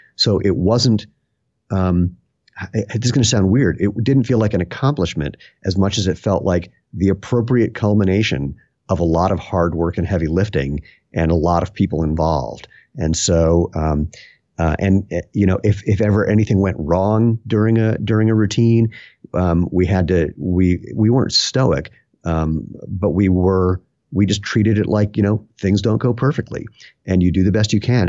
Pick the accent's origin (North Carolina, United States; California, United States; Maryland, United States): Maryland, United States; Bethesda; also born or lived in Washington, D.C.; now in Broomfield, Colorado, United States; I was born in Washington, D C, and grew up right outside of that in Bethesda, Maryland.